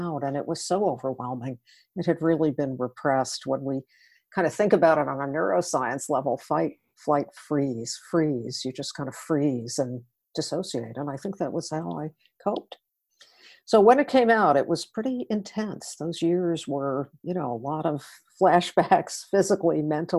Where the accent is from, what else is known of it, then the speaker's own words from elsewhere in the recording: outside of New York City, United States; I grew up outside of New York City in a middle-class family